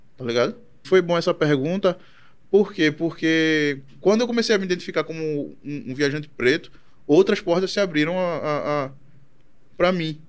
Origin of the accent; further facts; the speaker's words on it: Brazil; also born or lived in Chile; eu dizia que era brasileiro